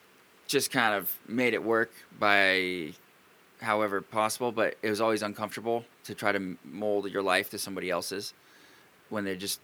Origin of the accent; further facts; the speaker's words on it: Pacific Northwest, United States; I'm from the Pacific Northwest